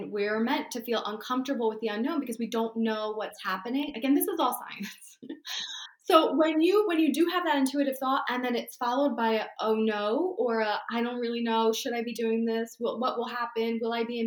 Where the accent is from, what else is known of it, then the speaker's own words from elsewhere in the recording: Barnegat, New Jersey, United States; I grew up in Barnegat nearby